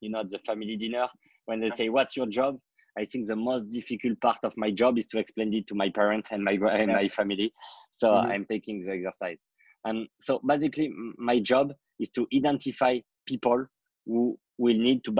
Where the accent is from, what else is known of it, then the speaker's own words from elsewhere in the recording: France; I want to privatize and purchase my middle age school to solve the different education problem I had in my hometown